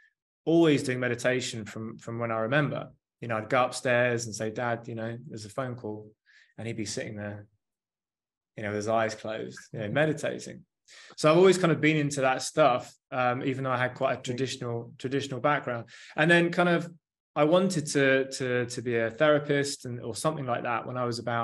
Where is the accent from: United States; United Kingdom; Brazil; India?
United Kingdom; Surrey, South East England; also born or lived in Australia; I'm a lad from Surrey in England